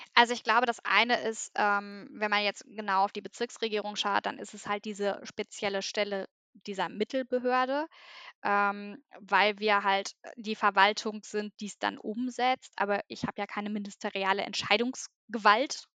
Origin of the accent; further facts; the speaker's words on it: southern Sauerland, North Rhine-Westphalia, Germany; moved away as an adult; also born or lived in Bochum; ich komme äh, gebürtig aus dem südlichen Sauerland, äh, bin dann zum Studium nach Bochum gegangen